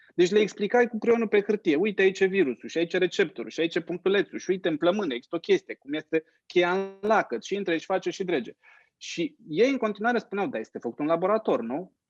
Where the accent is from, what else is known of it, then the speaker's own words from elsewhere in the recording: Romania; Eu am crescut în România mucului în batistă și în fular